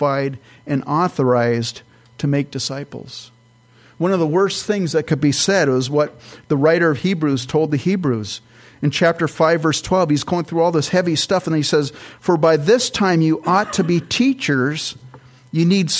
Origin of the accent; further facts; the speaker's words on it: California, United States; now in Minnesota, United States; I'm from California